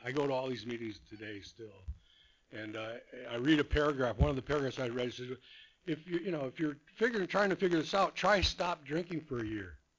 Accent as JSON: {"language": "English", "town": "Whittier", "region": "California", "country": "United States", "tie": "born or raised there", "also_born_or_lived": "Phoenix, Arizona / Rancho Santa Margarita, California", "said": "I was born here in Whittier"}